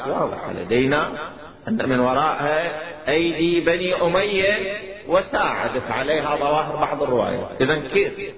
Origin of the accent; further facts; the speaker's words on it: Iraq; عندنا في العراق